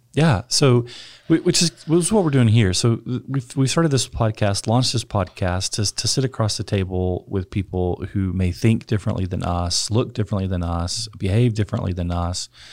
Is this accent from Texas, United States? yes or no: yes; West Texas, United States; I grew up in West Texas, uh, conservative, rural West Texas